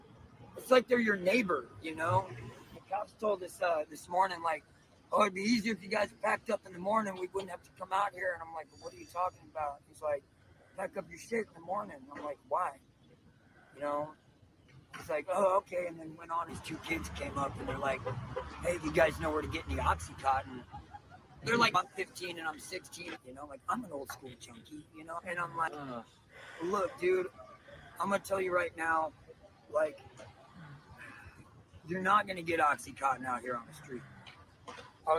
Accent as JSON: {"language": "English", "country": "United States", "lives_now": "San Francisco, United States", "said": "Louisiana, Texas."}